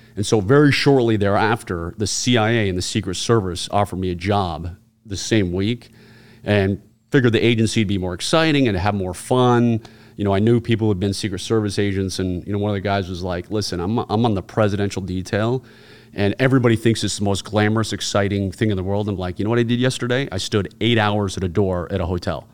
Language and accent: English; Virginia, United States; Virginia, where I'm born and raised